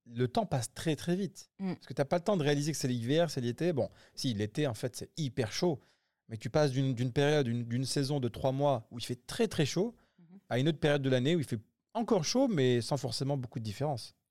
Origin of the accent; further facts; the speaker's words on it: Grenoble, Auvergne-Rhône-Alpes, France; moved away as an adult; now in United Arab Emirates; nous on vient de Grenoble